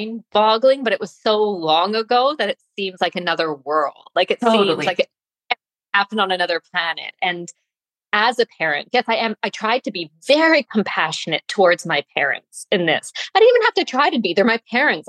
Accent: Canada; I was brought up in Canada

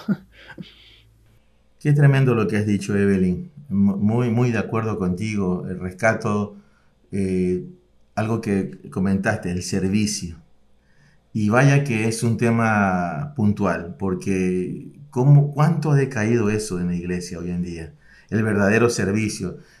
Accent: Ecuador; como ecuatoriano

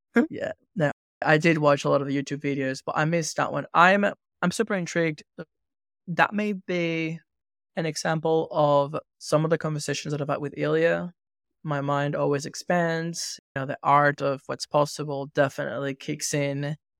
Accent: Venezuela; moved away; I grew up in Venezuela

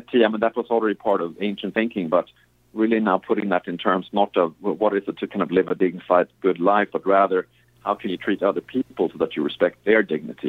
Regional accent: Sweden; moved away; I grew up in Sweden

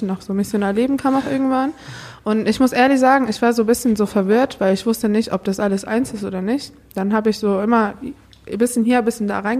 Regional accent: Iran; now in Germany; Genau, ich komme eigentlich auch aus dem Iran. Ich bin erst seit zehn Jahren in Deutschland.

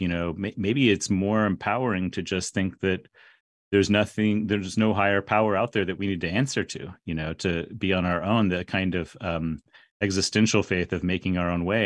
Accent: San Antonio, Texas, United States; I grew up in San Antonio, Texas

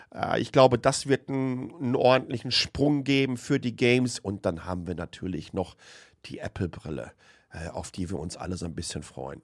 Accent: home region around Lünen, North Rhine-Westphalia, Germany; born or raised there

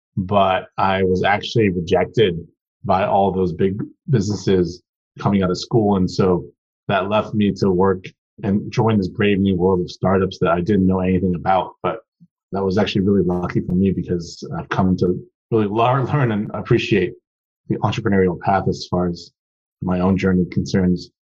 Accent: Seattle, Washington, United States; also born or lived in Taiwan; So I was actually a first generation immigrant. I was born in Taiwan and moved to Seattle with my family in 1997.

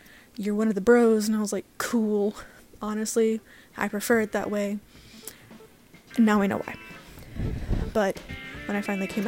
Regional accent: Deep South, United States; I am from the Deep South in America

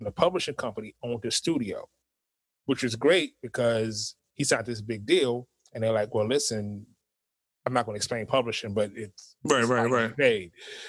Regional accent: Harlem, New York, United States; I'm from Harlem. I don't know you.

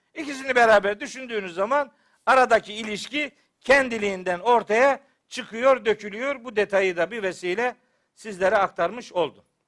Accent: Çaykara, Trabzon, Turkey; ben Trabzonluyum biliyorsunuz elhamdülillah. Bizim Çaykara'da böyle vaaz etmek kolay iş değil

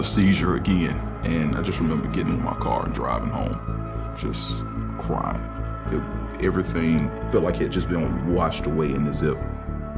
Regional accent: Birmingham, Alabama, United States; I grew up in Birmingham, Alabama

